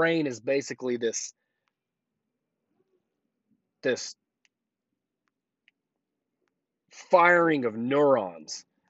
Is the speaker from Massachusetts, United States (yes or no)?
no; Oklahoma, United States; moved away as an adult; also born or lived in Colorado; now in Tampa, United States; Oklahoma is my home state. That's where I'm from.